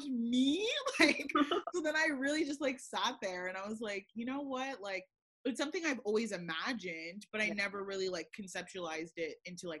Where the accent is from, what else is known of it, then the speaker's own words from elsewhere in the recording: Kissimmee, Florida, United States; moved away; I'm actually from Kissimmee